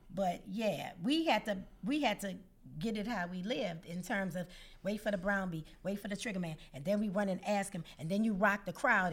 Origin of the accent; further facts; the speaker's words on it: New Orleans, Louisiana, United States; we were children, naturally New Orleans children.